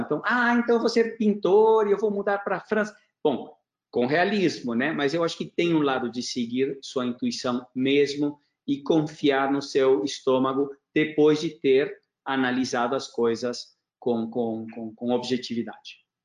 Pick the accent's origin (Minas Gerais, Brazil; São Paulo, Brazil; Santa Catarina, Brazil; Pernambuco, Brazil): São Paulo, Brazil; moved away; also born or lived in Junín, Argentina / Porto Alegre, Brazil / Argentina / United States; mudamos para Porto Alegre, depois São Paulo, e eu cresci num prédio que fica aqui a 300 metros do escritório.